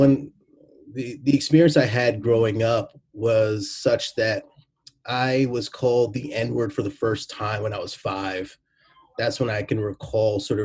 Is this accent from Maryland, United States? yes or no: no; New Jersey, United States; moved away as an adult; now in Waltham, United States; I grew up in New Jersey, and I grew up with a lot of racism